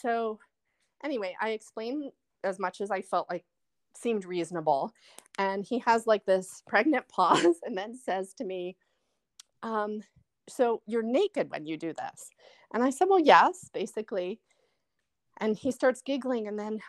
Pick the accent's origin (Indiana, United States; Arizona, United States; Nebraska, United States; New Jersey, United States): New Jersey, United States; Like, I'm from New Jersey, you're from Korea